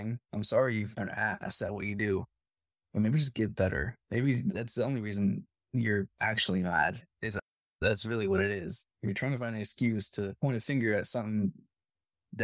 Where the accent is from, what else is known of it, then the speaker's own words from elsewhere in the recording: West Virginia, United States; moved away; I'm from West Virginia